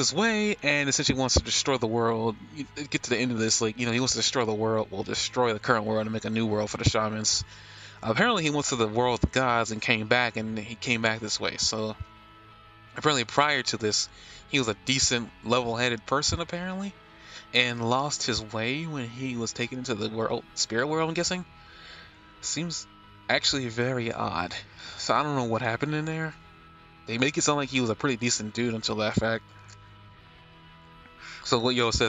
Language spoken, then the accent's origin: English; United States; I'm American